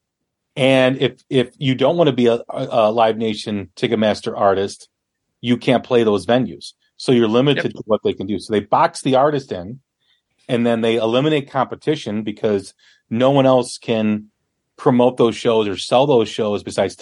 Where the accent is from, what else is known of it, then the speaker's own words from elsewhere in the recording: Chicago, Illinois, United States; I'm from Chicago